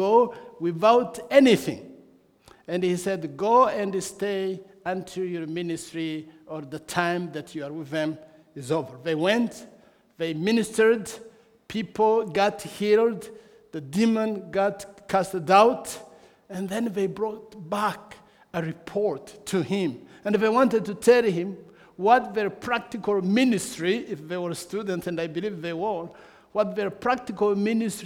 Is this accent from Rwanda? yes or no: yes; Rwanda; I come from Rwanda